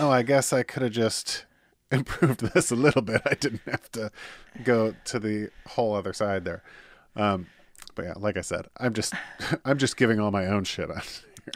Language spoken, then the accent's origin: English; Michigan, United States; born and raised in Michigan